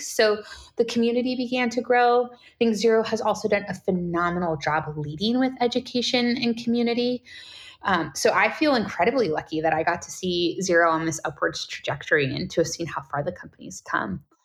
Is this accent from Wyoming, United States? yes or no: no; California, United States; I'm born and raised in California, so Californian by heart